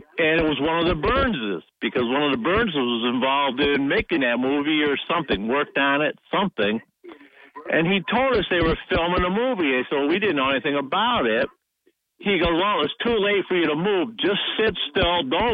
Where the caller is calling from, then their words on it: Shenango Forks, Pennsylvania, United States; Yeah, this is … from Shenango Forks.